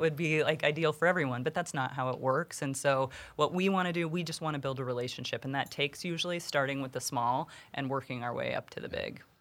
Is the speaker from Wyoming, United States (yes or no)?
yes; Jackson, Wyoming, United States; moved away as an adult; now in Kansas City, United States; growing up in Jackson Hole